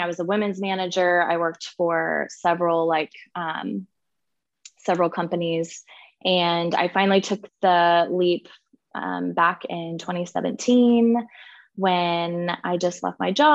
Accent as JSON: {"language": "English", "town": "Kansas City", "country": "United States", "tie": "born or raised there", "said": "I am in fact from Kansas City. So I am still born and raised and still here"}